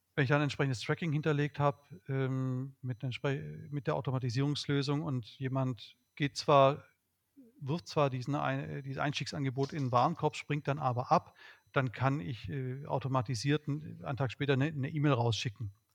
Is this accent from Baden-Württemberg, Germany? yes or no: yes; Swabia, Baden-Württemberg, Germany; ich bin Schwabe